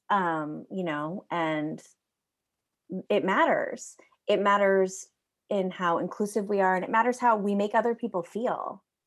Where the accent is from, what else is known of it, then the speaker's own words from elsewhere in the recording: New York, United States; I am American, and so I, I was in kindergarten in, in, you know, New York State